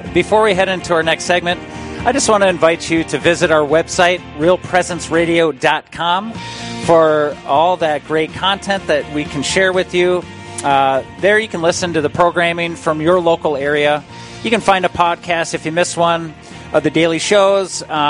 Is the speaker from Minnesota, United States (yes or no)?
yes; Minnesota, United States; I hail from Minnesota, just like Megan does.